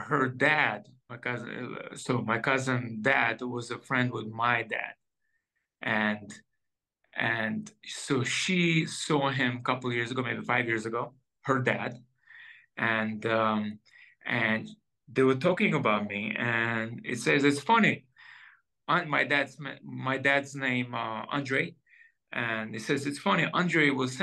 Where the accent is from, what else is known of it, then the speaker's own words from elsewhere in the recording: Israel; also born or lived in Soviet Union; I born in 1980 in Soviet Union, And when I was about maybe 10 or 9 years old, my parents decided to do Aliyah, moving to Israel from Soviet Union